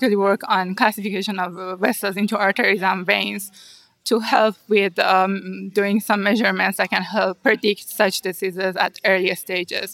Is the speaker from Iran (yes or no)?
yes; Iran; moved away as an adult; now in United States; one of the master program at the university in my hometown.